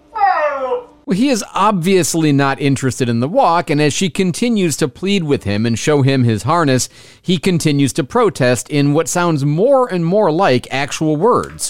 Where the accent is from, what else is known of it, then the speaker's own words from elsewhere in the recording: Florida, United States; Florida, my home state